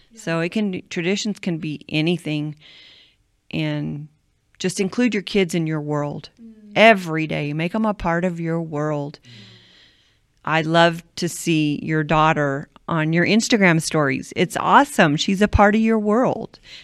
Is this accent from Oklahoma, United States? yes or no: yes; Cushing, Oklahoma, United States; when I was three, my dad and mom moved to Cushing, Oklahoma to start a home missions work